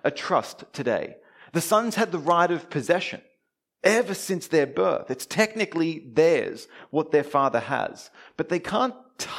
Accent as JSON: {"language": "English", "town": "Melbourne", "region": "Victoria", "country": "Australia", "tie": "born or raised there", "moved": "yes", "lives_now": "Brisbane, Australia", "said": "all the way from sunny Brisbane, all the way down here to my hometown, Melbourne"}